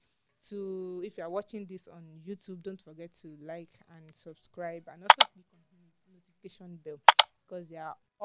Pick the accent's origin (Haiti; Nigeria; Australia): Nigeria; as a Nigerian, as a local